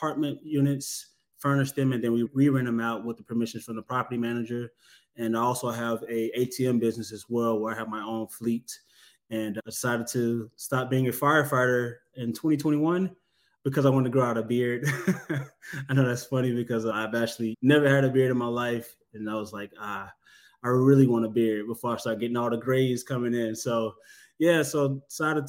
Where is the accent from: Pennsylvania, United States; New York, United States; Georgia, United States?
Georgia, United States; Atlanta; also born or lived in LaGrange, Georgia; I'm originally from Southeast Atlanta. I grew up back and forth between here in Atlanta and down in LaGrange, Georgia